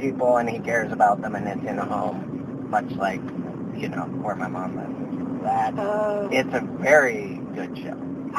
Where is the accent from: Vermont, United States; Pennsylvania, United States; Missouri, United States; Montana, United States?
Montana, United States; Missoula; moved away as an adult; also born or lived in Texas; now in Los Angeles, United States; I'm from Missoula, Montana